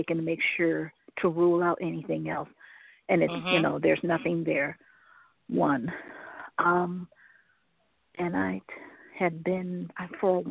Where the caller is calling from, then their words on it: Cleveland, Ohio, United States; I'm calling from Cleveland, Ohio.